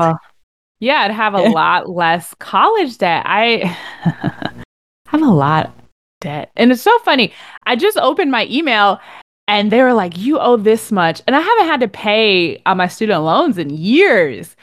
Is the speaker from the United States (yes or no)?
yes; Connecticut, United States; I'm from Connecticut